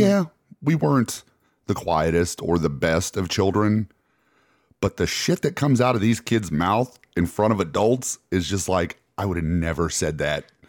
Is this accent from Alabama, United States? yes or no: yes; Alabama, United States; we're from Alabama